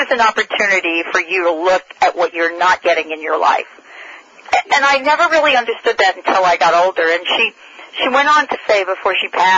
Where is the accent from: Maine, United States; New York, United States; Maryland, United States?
New York, United States; Bronx; I'm from the Bronx.